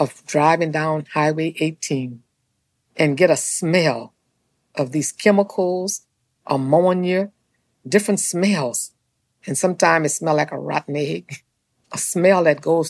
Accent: St. James Parish, Louisiana, United States; I grew up in St. James Parish in a little area called Chapman Town

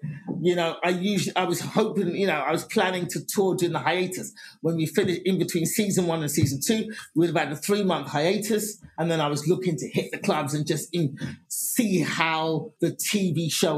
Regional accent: England, United Kingdom; now in United States; I'd been coming to America before that on vacations and then just going to comedy clubs and just going, I'm from England, could I get on stage?

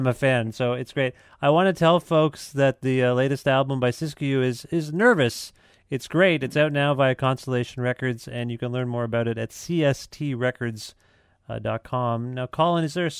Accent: Ontario, Canada; I'm from Ontario

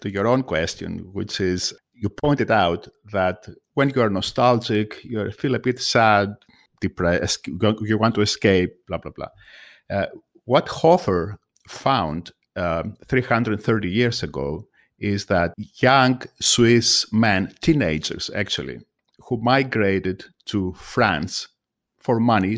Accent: Greece; also born or lived in United States; now in United Kingdom; I am from Greece

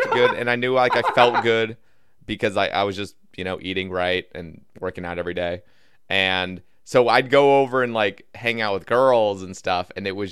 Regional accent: Oregon, United States; now in Alabama, United States; I'm originally from Oregon

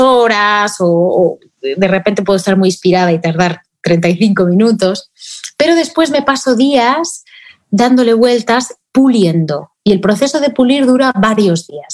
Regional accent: Spain; aquí en mi país, en España

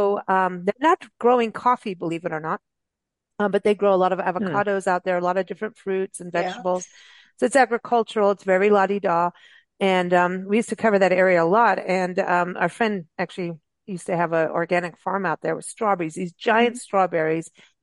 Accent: Kenya; also born or lived in South Africa; And in growing up in Africa, just in Kenya and South Africa, everyone's homes had pawpaw trees and avocado trees.

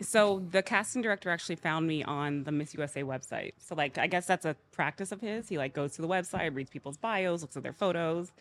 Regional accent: Georgia, United States; also born or lived in Alabama; I was born in Alabama. I was raised in Georgia

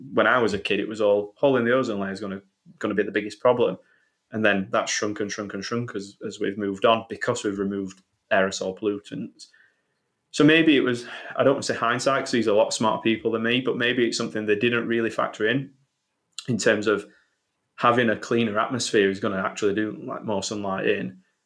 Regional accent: Sheffield, Yorkshire and the Humber, United Kingdom; I'm from Sheffield

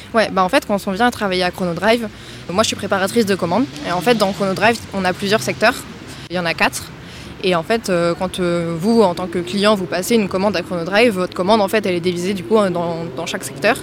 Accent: Nantes, Pays de la Loire, France; moved away as an adult; now in Toulouse, France; moi, je viens de Nantes et j'ai fait donc toute ma scolarité là-bas jusqu'au lycée

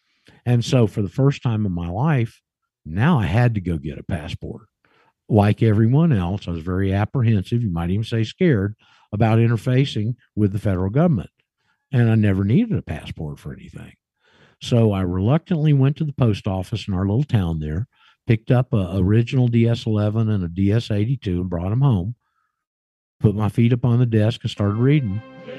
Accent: Alaska, United States; And our overseas assignment was Alaska. It was considered overseas, and I grew up and went to high school in Alaska.

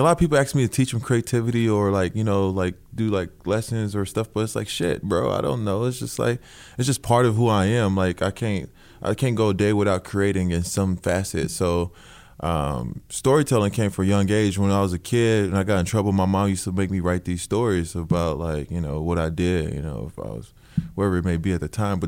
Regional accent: Houston, Texas, United States; I'm from Houston

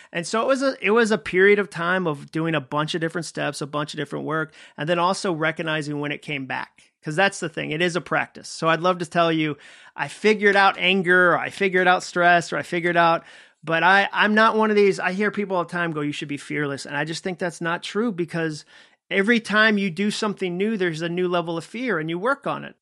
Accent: Massachusetts, United States; moved away as an adult; also born or lived in Birmingham, Alabama; I grew up in Massachusetts

